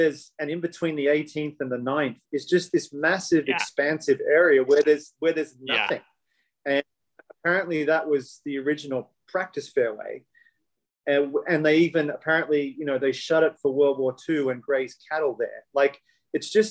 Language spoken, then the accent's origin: English; Australia; me being an Australian